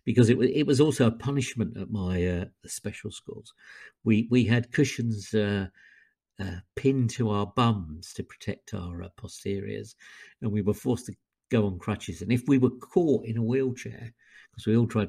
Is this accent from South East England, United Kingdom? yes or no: yes; Surrey, South East England, United Kingdom; now in Wolverhampton, United Kingdom; I'm originally from Surrey, although I now live in Wolverhampton.